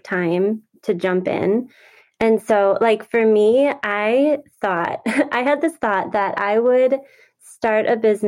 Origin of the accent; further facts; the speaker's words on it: Wisconsin, United States; I have been born and raised in Wisconsin and there's lots of lakes here